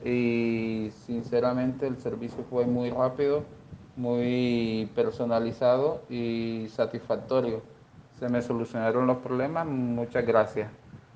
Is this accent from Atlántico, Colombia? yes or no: no; Plato, Magdalena, Colombia; soy de Plato Magdalena